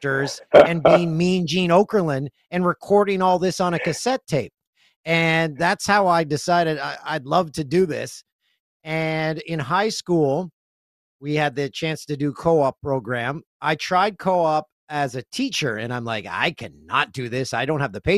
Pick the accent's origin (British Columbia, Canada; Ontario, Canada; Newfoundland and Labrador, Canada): Ontario, Canada; Peterborough; moved away as an adult; also born or lived in Otonabee, Ontario / Keene, Ontario / Vancouver, Canada; I'm from Peterborough